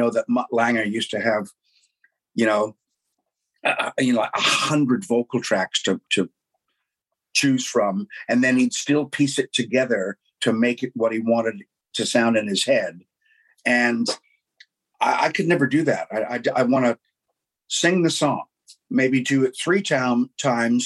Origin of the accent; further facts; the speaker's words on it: Canada; being Canadian